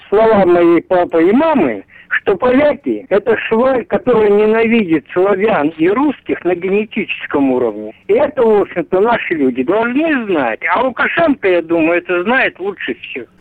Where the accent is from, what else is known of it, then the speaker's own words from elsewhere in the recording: Stanislav Oblast, Ivano-Frankivsk Oblast, Ukraine; Родился я в Станиславской области